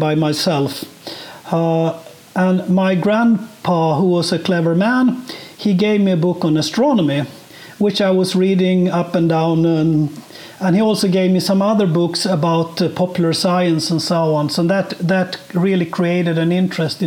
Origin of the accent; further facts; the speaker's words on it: Sweden; also born or lived in Bloomington, Indiana; I was born and raised in Sweden and have lived most of my life here.